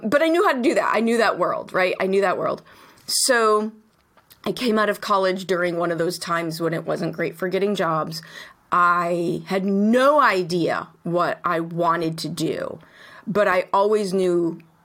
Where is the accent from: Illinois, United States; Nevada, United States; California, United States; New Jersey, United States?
Illinois, United States; Chicago; I grew up in Chicago.